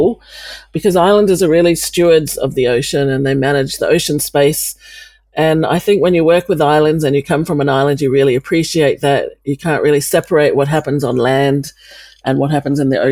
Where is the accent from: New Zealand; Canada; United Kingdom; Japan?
New Zealand; moved away as an adult; also born or lived in Washington, D.C.; I'm actually now home in New Zealand